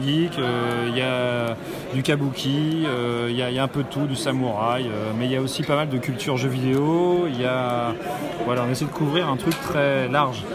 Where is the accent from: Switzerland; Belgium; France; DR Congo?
France; Nantes, Pays de la Loire; je suis nantais